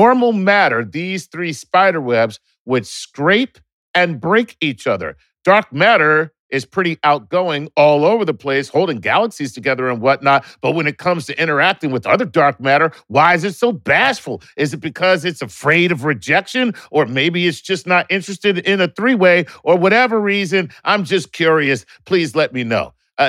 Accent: San Jose, California, United States; I'm from San Jose, California.

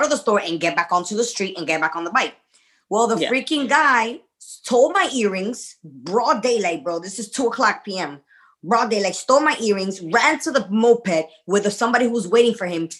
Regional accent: United States; well, I'm American, everybody speaks English.

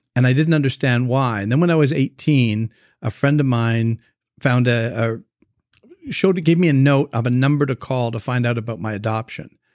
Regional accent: Canada; moved away as an adult; now in United States; I'm originally from Canada, so when we moved down to the United States

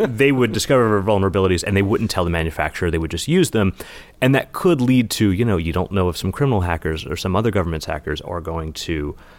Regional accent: West Virginia, United States; now in New York, United States; my hometown of West Virginia

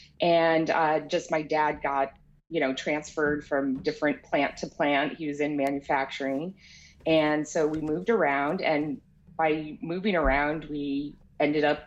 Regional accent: New England, United States; moved away; growing up in New England in nature

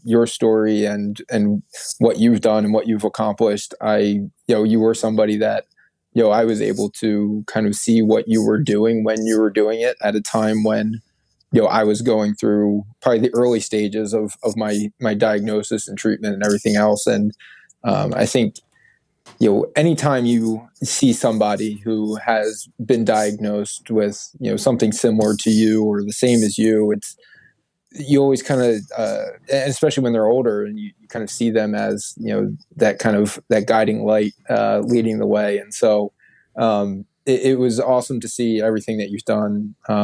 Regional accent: outside of Philadelphia, Pennsylvania, United States; also born or lived in Syracuse; my hometown outside of Philadelphia

